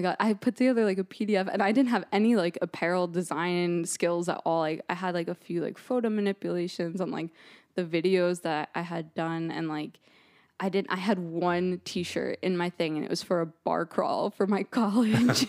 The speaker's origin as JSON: {"language": "English", "region": "New Jersey", "country": "United States", "tie": "born or raised there", "also_born_or_lived": "East Stroudsburg", "moved": "as an adult", "lives_now": "Boston, United States", "said": "I'm from New Jersey originally"}